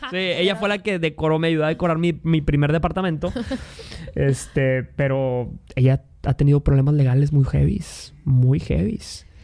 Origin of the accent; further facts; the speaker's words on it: Mexico; Yo soy de México